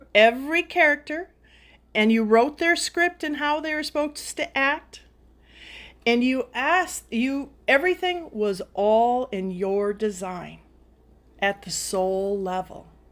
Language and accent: English; Duluth, Minnesota, United States; I am from Minnesota, from Katie's hometown, Duluth